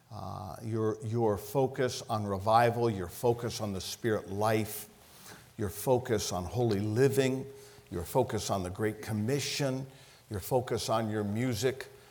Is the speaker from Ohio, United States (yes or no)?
yes; Ohio, United States; I'm from Ohio.